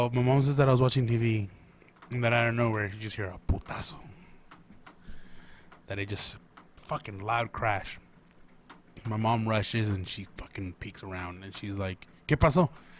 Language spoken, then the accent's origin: English; Portland, Oregon, United States; I was born and raised here in Portland.